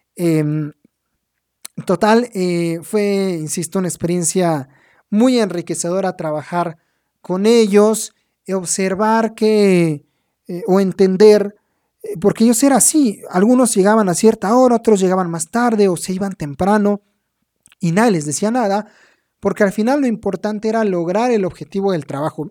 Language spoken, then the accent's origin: Spanish; Mexico; a mí como mexicano